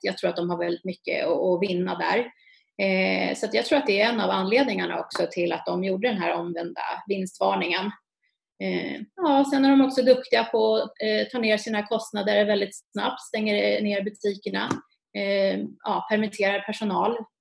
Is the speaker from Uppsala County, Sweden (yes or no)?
yes; Uppsala, Uppsala County, Sweden; jag är från Uppsala